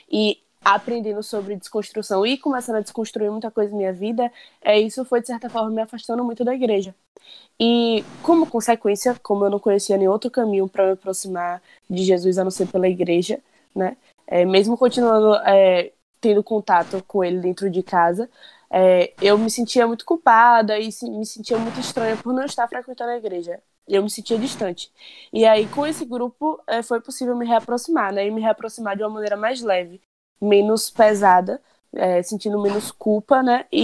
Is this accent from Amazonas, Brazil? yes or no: no; Conceição do Coité, Bahia, Brazil; now in Feira de Santana, Brazil; tenho 22 anos, estou em Salvador por conta da quarentena, mas moro em Feira de Santana. E sou de Coité.